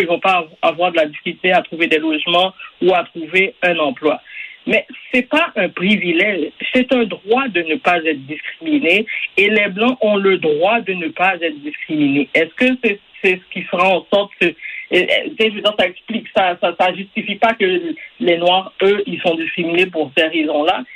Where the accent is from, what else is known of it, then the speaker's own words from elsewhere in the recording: Quebec, Canada; On est tous des Québécois